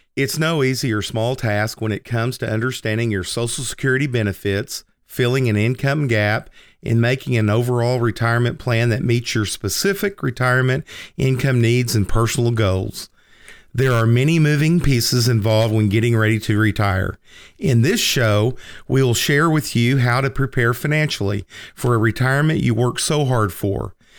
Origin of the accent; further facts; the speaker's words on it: Lindsay, Oklahoma, United States; moved away as an adult; also born or lived in New York; Lindsay, America, or Lindsay, Oklahoma. Uh, that's the town that I was born and raised in.